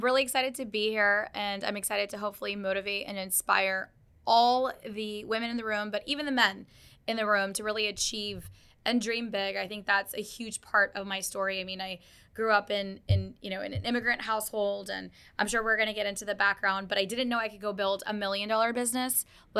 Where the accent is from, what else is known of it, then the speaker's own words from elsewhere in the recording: Dallas, Texas, United States; also born or lived in Karachi; And we moved to Dallas. I was one. And then my brother was born in Texas. And so I grew up in Dallas like half of my life. And so go Cowboys. And so we grew up in Texas.